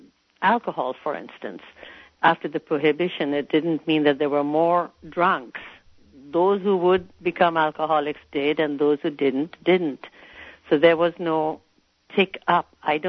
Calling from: Santa Cruz, California, United States; I'm calling from Santa Cruz.

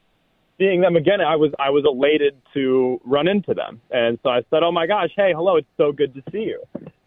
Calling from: Nebraska, United States; Nebraska, about 2.5 hours away from New England.

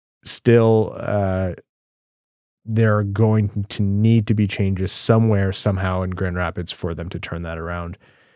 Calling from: Australia; As an Australian-based Wings fan, it isn't easy to get a sense of what's happening with the team

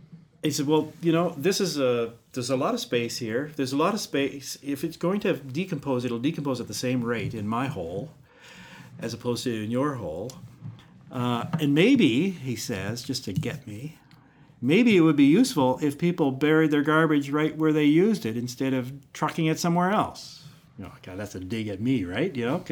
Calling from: Newfoundland and Labrador, Canada; But we're speaking from Newfoundland here where I can't recycle a can.

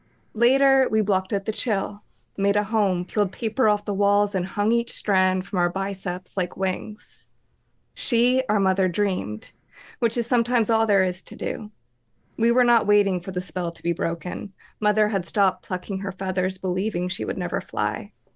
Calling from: Vancouver, British Columbia, Canada; I'm calling from Vancouver, BC in Canada.

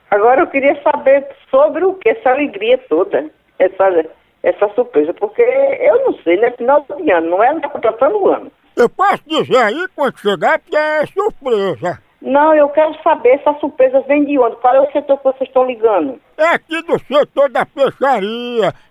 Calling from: Montes Claros, Minas Gerais, Brazil; Alô, moção, somos aqui da cidade de Montes Claros

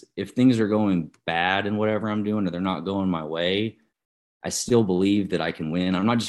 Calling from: Guthrie, Oklahoma, United States; I'm here in, well, technically it's Guthrie, Oklahoma, but basically kind of North Edmond, north of Oklahoma City.

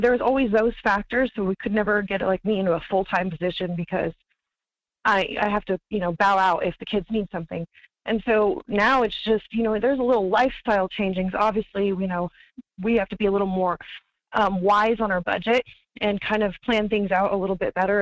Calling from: Wasilla, Alaska, United States; calling from Wasilla.

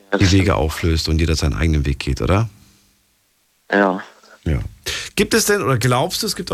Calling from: Linz am Rhein, Rhineland-Palatinate, Germany; Ich komme hier aus Linz am Rhein. Das ist zwischen Bonn und Koblenz.

